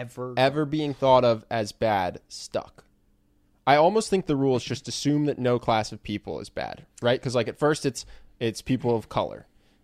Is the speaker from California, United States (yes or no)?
no; Philadelphia, Pennsylvania, United States; Yeah, so we're from Philadelphia.